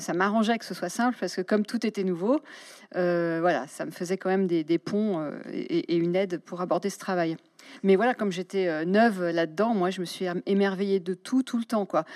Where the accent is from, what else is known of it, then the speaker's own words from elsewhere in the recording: Paris, Île-de-France, France; en tant que Parisienne vivant dans le centre